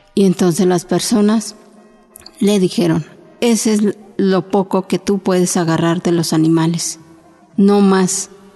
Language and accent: Spanish; Oaxaca, Mexico; first language Chinantec; Spanish is a second language; now in Mexico City, Mexico; yo hablo la lengua chinanteca, soy de Oaxaca y pues tengo 26 años aquí viviendo